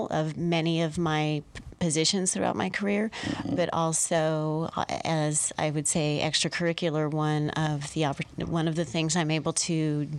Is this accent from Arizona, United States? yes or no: yes; Tempe, Arizona, United States; now in Tucson, United States; My brother and I actually grew up, though, in the Tempe area